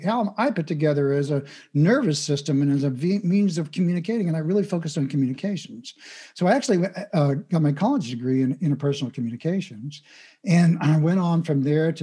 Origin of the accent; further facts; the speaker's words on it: Midwest, United States; I grew up in the Midwest in the United States